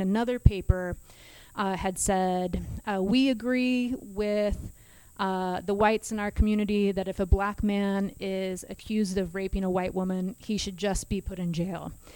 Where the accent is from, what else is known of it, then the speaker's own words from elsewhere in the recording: Kansas, United States; I'm from Kansas, so I'm a northerner